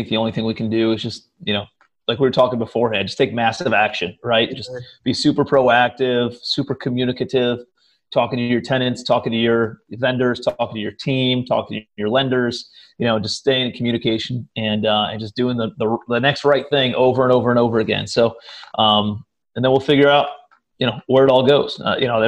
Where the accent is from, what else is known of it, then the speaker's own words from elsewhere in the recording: Cleveland, Ohio, United States; moved away as an adult; also born or lived in New York City / Charleston; I'm from Cleveland, Ohio originally, but my brother lived out in New York City. And so I moved out to New York after college